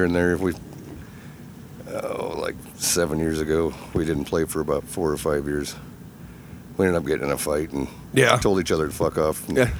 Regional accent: Clarion, Iowa, United States; also born or lived in Ames; now in Eagle Grove, United States; And I live in Eagle Grove now, but I grew up in Clarion.

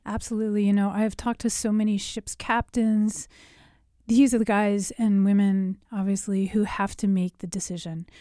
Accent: United States; as an American

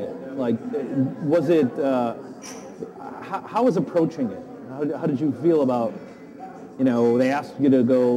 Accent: Milwaukee, Wisconsin, United States; accent: Midwestern Scandinavian; moved away; I grew up in Milwaukee, Wisconsin

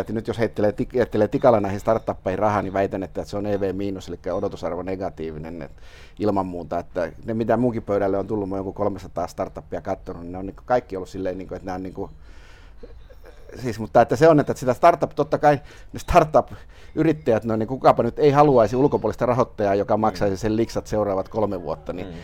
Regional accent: Lappeenranta, South Karelia, Finland; now in Helsinki, Finland; Lauritsalaan, mistä olen kotoisin

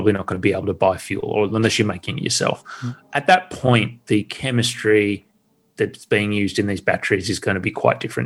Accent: Australia; I'm an Australian

